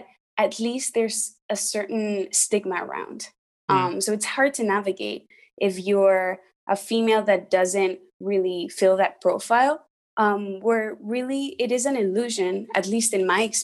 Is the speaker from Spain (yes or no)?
yes; Spain; moved away as an adult; now in United States; I'm from Spain. I studied in the US and work here in the US